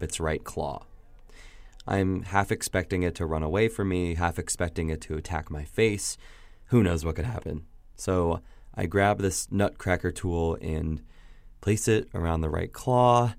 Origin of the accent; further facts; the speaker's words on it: Indiana, United States; I'm from Indiana